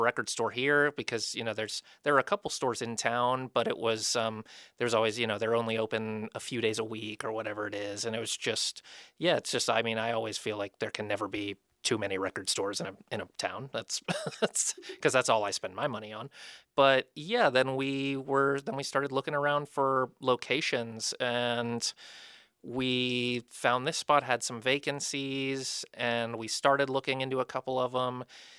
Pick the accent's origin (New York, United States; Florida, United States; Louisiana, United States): Florida, United States; I'm from Florida. And when we moved up here, my wife and I were talking about it